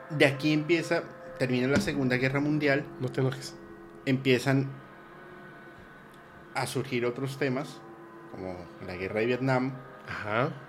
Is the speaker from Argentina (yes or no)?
no; Colombia; yo soy de Colombia, no de México.